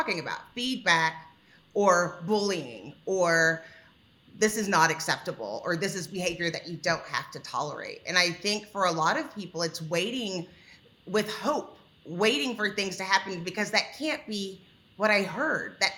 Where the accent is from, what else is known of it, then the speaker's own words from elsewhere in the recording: Texas, United States; I'm a Texan.